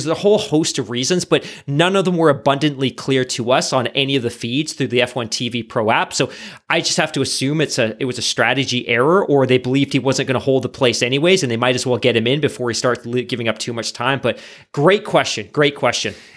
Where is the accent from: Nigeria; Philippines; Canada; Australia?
Canada; we're Canadian